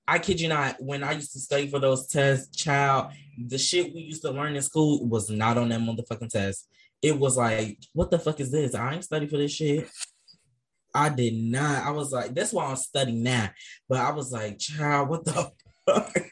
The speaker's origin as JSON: {"language": "English", "region": "Ohio", "country": "United States", "said": "I'm from Ohio, where it's a requirement that you pass the standardized test to graduate high school."}